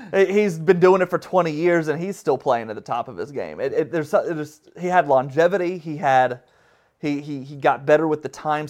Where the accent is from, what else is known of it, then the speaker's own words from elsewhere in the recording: Alabama, United States; I grew up in Alabama, and I went to school at Alabama, and I've stayed in the South